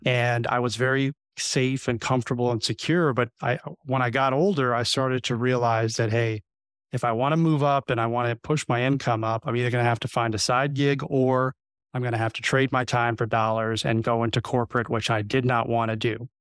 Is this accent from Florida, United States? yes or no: yes; South Florida, United States; moved away as an adult; I'm actually from South Florida, so I've I've been here for 20 years